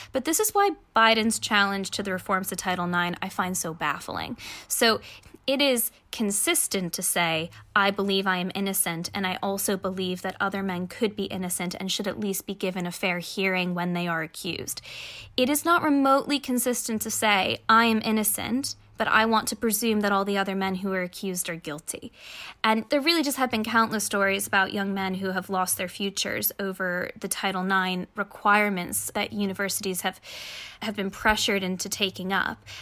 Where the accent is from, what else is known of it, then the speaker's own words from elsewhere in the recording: United States; As an American